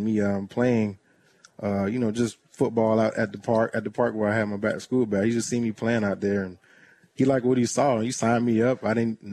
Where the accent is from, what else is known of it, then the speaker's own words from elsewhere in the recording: Tampa, Florida, United States; now in Jacksonville, United States; my neighborhood where I grew up in the Clare Mel City area in Tampa, Florida